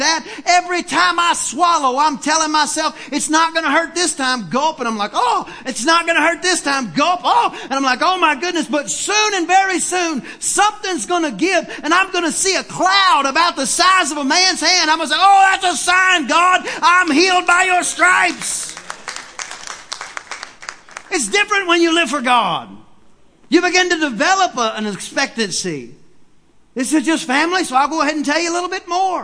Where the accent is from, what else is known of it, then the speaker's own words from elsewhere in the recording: East Texas, United States; I'm from East Texas